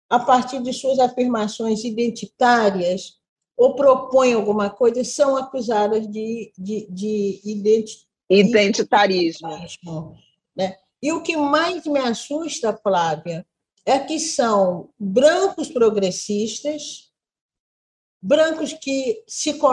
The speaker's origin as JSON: {"language": "Portuguese", "region": "Minas Gerais", "country": "Brazil", "said": "eu conheço bem a linguagem, como mineira também"}